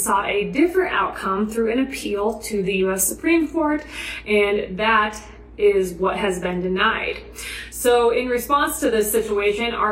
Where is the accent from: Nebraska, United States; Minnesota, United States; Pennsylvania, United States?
Nebraska, United States; In my home state of Nebraska